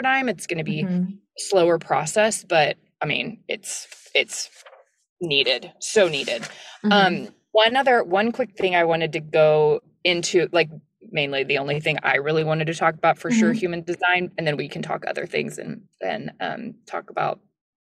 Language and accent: English; the South, United States; I'm from the South and it's like, I'm not a little like Southern belle at all